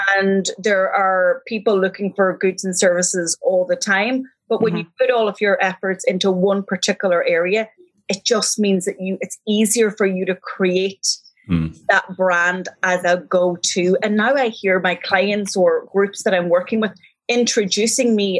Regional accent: Donegal, Ulster, Ireland; now in Galway, Ireland; I'm from Donegal, but I'm equally happy living here

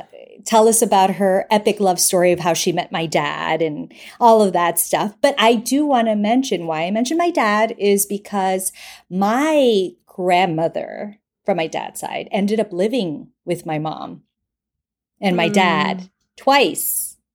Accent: Bogotá, Colombia; now in New York, United States; I'm from Bogota.

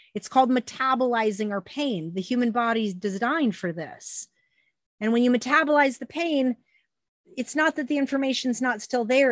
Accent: Phoenix, Arizona, United States; I was born and raised in the Phoenix Ashram.

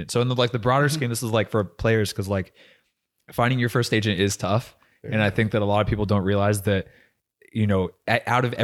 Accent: New Zealand; I came from New Zealand

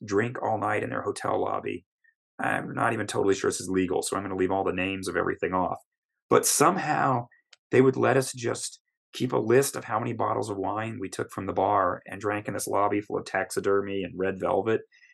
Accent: Texas, United States; I'm some guy from Texas

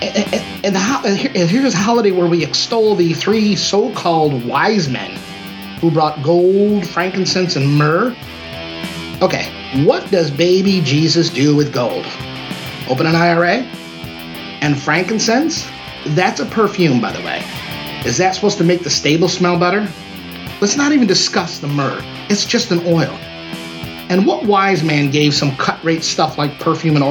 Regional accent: Rochester, New York, United States; in a place like my hometown of Rochester, New York.

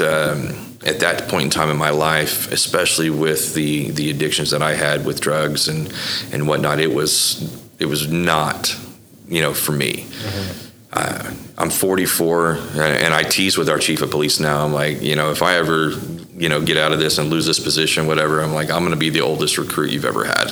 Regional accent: Bethany, Oklahoma, United States; also born or lived in Florida; I, I, really grew up in Bethany uh, through the, the, formative years.

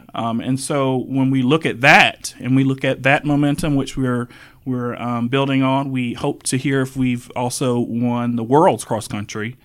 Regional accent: Wakulla County, Florida, United States; now in Tallahassee, United States; I am a Wakulla native. I grew up in Wakulla County

